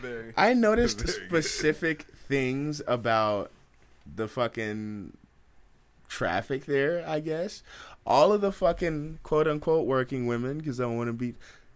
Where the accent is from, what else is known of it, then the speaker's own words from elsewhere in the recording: Oakland, California, United States; we're from East Oakland, so we're bold.